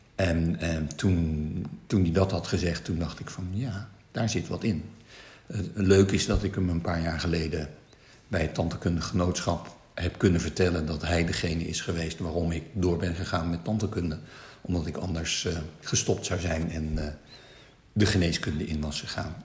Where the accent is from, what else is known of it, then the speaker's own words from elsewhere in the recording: Netherlands; also born or lived in China (ancestry); wij wel heel erg Nederlands zijn, maar toch wel anders zijn